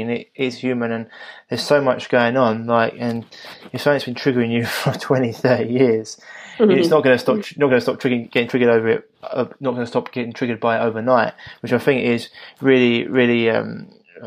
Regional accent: London, United Kingdom; being a Londoner, I do speak quick, and I can drop certain letters out

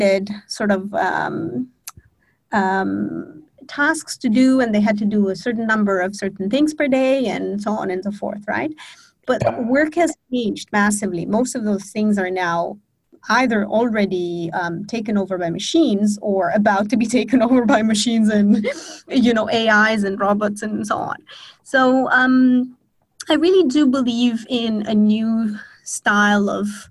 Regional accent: Romania; now in Bali, Indonesia; I'm born and raised in Romania, but I have lived on 4 continents in 7 different countries so far.

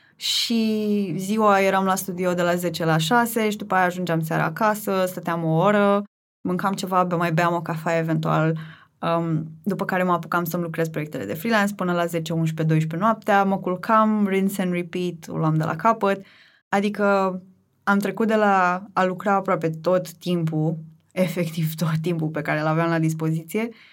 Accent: Tulcea, Tulcea County, Romania; moved away as an adult; now in Bucharest, Romania; în principiu sunt din Tulcea, pentru că acolo mi-am petrecut o mare parte din copilărie, adolescență, cam până să ajung la facultate

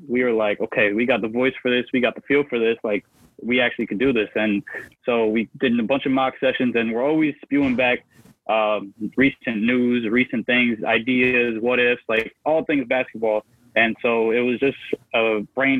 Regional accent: Connecticut, United States; I'm from Connecticut

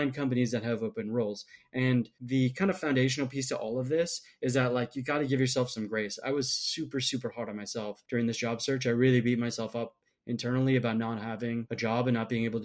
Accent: Minnesota, United States; moved away; also born or lived in Michigan; I'm from Minnesota originally

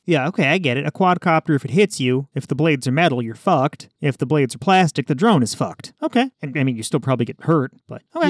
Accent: Nebraska, United States; I'm just from Nebraska

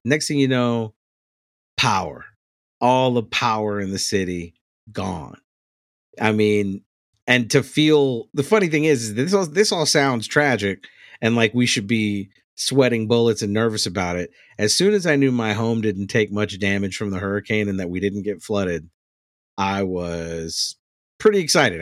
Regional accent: New Orleans, Louisiana, United States; I'm from New Orleans

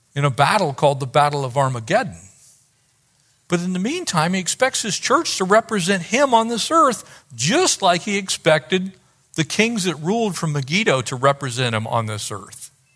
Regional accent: San Diego County, California, United States; I grew up in San Diego County

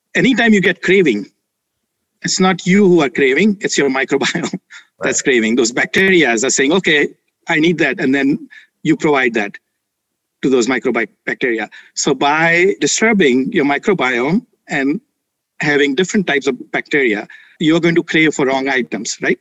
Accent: India; moved away; I grew up in India with mom who is Ayurvedic practitioner

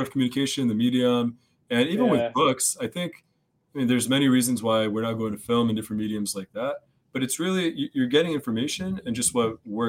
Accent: United States; I'm American. What am I doing?

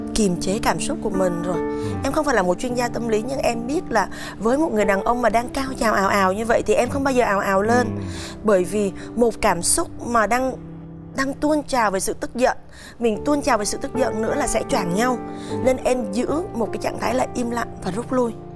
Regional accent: Southern Vietnam, Vietnam; accent: mix of northern and southern; also born or lived in Hanoi; em được đặc biệt là gốc là gái Hà Nội à. nhưng em lại lớn và trưởng thành ở trong miền nam à. nên cái giọng của em nó lại pha giữa vùng miền bắc và nam

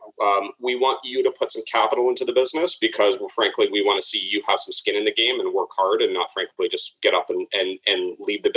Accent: Toronto, Ontario, Canada; moved away; also born or lived in Chicago; Well, I'm originally from Toronto. I'm kind of half Toronto, half Chicago, but stuck here in Toronto

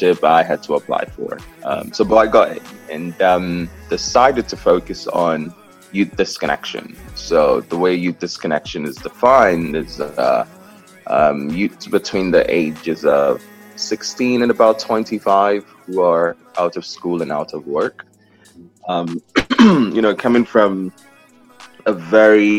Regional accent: South East, Nigeria; moved away as an adult; now in New York, United States; I was born in Nigeria. I'm the fourth of 6 children in 5 countries

